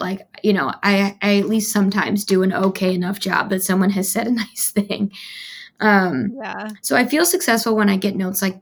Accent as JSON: {"language": "English", "region": "Midwest", "country": "United States", "moved": "yes", "said": "I'm from the Midwest"}